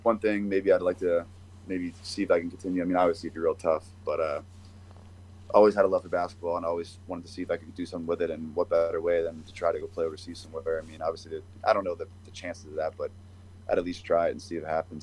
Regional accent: Pennsylvania, United States; moved away; also born or lived in New Hampshire; I'm from Pennsylvania

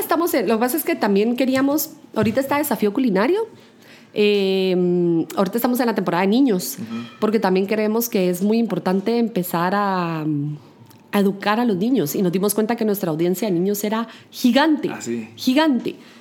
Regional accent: Guatemala; la gastronomía de mi país

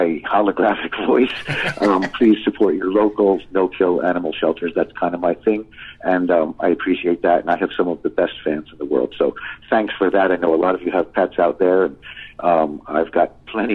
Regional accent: Paramus, New Jersey, United States; also born or lived in Hackensack, New Jersey; I grew up in Paramus, New Jersey

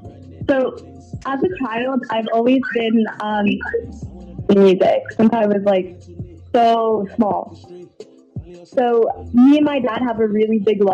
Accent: Toronto, Ontario, Canada; Yes, I am.

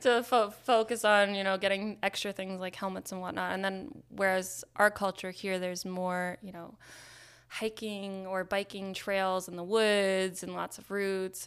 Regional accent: Nyack, New York, United States; now in Maine, United States; I grew up in Nyack, New York.

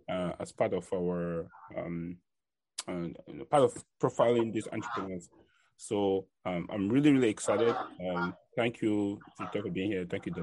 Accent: Cameroon; I'm from Cameroon.

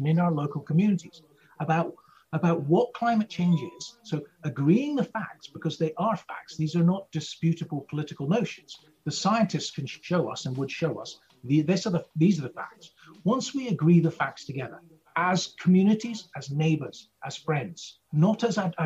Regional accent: Scotland, United Kingdom; now in United States; I'm a Scot

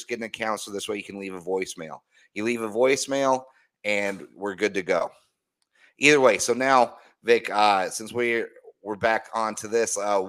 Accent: Denver, Colorado, United States; we're around the same age, and that where I came from was, see, I grew up in Denver

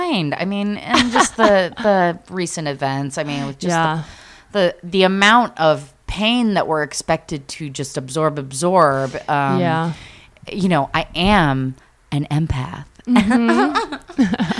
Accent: Portland, Oregon, United States; now in Los Angeles, United States; I'm from Portland, Oregon

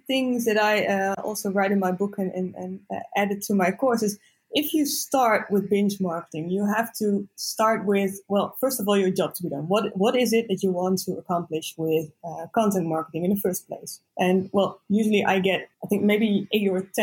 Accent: east of the Netherlands, Netherlands; also born or lived in Rotterdam / Zwolle; I grew up in the east of the Netherlands

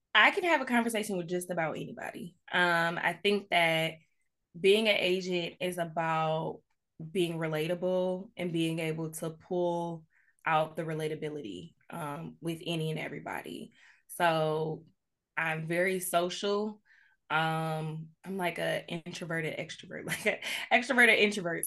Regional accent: Farmington Hills, Michigan, United States; moved away as an adult; born and raised in Metro Detroit, um, I've recently moved back to, uh, the area in twenty nineteen. Um, I grew up in Farmington Hills, Michigan

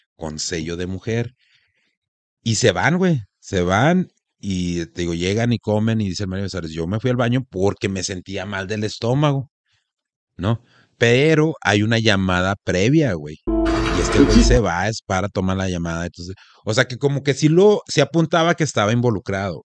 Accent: Mexico; Como mexicanos

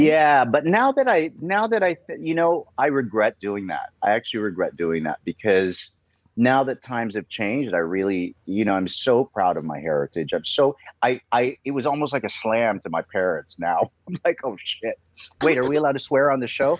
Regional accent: Cleveland, Ohio, United States; moved away; I was brought up in Cleveland

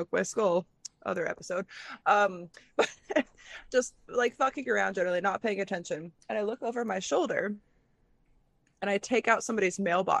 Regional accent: Midwest, United States; growing up in the Midwest

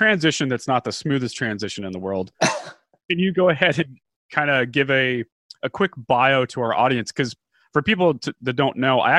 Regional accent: United States

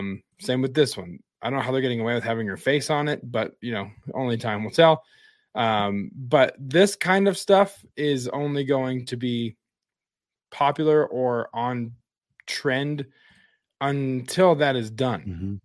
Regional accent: Wyoming, United States; So like the most intense place, one of the most intense places to view it was my hometown in Wyoming.

